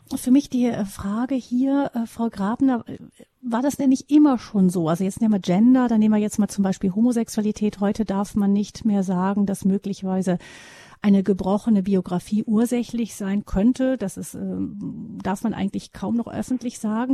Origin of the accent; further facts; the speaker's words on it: Germany; bei uns in Deutschland